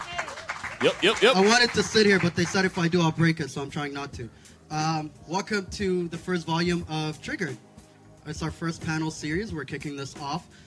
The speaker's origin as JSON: {"language": "English", "region": "Sharjah", "country": "United Arab Emirates", "tie": "born or raised there", "also_born_or_lived": "Wad Madani, Sudan", "said": "I grew up in Sharjah, where I was home and spent my entire life"}